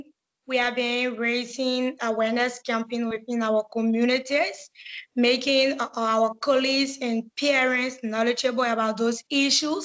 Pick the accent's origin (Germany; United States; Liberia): Liberia; I'm 16 years of age. I'm from Liberia